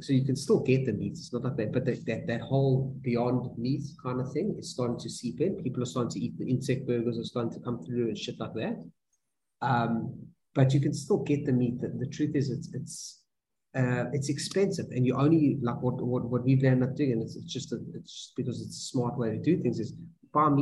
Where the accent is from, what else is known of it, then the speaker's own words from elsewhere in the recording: South Africa; moved away as an adult; now in Los Angeles, United States; a South African who's seen the light, you know, who's lived his whole life basically with this amazing meat